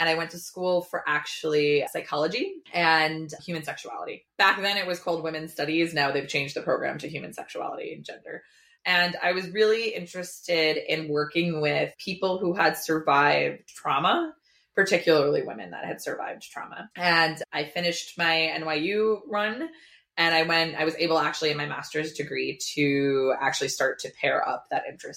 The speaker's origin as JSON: {"language": "English", "region": "New Jersey", "country": "United States", "tie": "born or raised there", "said": "I grew up in Jersey, in Dirty Jers. I can say that because I grew up there"}